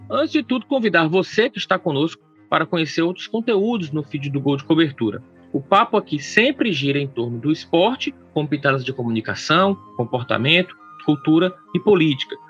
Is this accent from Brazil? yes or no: yes; Brazil; enquanto brasileiros